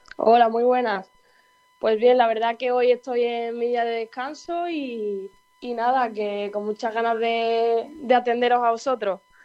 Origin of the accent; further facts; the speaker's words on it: Andalusia, Spain; moved away as an adult; now in Basque Country, Spain; como los andaluces que somos